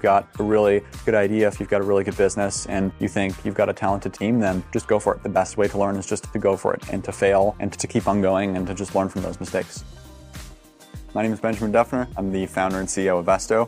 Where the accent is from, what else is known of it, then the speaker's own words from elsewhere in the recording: Germany; I grew up in Germany